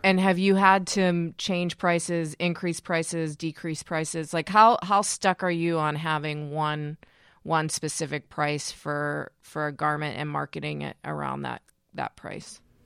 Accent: Pittsburgh, Pennsylvania, United States; I'm from Pittsburgh

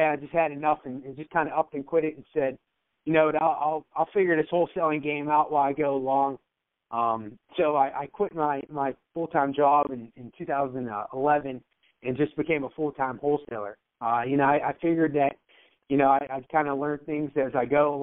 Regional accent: Pittsburgh, Pennsylvania, United States; I grew up in Pittsburgh, PA

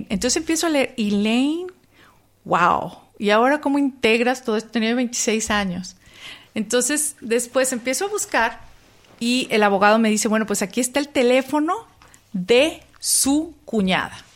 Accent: Mexico; no, saben, que crecí

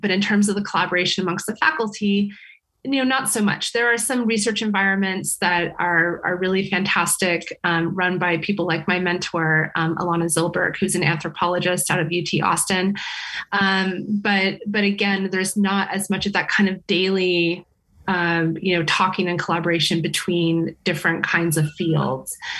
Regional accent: California, United States; moved away as an adult; now in Sweden; I come from California

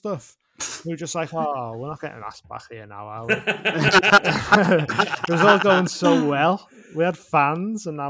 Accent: Liverpool, North West England, United Kingdom; accent: Scouse; I'm a Scouser

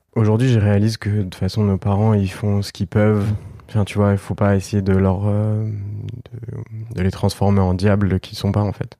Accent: France; j'ai grandi en France avec ma mère

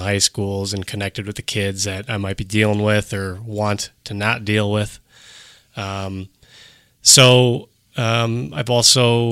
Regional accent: Cedarburg, Wisconsin, United States; I grew up in Cedarburg, went to public school, went to private school in Cedarburg

